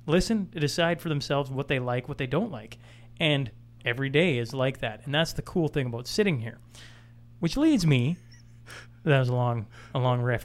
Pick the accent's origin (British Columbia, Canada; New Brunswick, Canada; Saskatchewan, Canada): Saskatchewan, Canada; now in Alberta, Canada; I'm an Albertan, born and raised in Saskatchewan, now living in Alberta